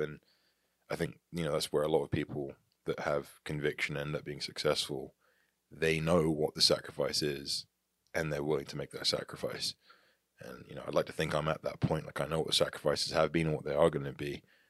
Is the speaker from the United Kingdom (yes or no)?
yes; England, United Kingdom; moved away as an adult; now in United States; because I grew up in England. I'm still very much English. I'm not even a US citizen. I've got a US passport. I'm English. Is I left England at the age of 18.